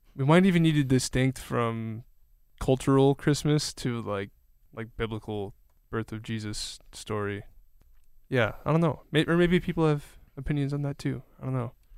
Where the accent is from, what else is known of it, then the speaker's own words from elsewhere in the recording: Kenosha, Wisconsin, United States; my hometown a few times at least, like, in, in Kenosha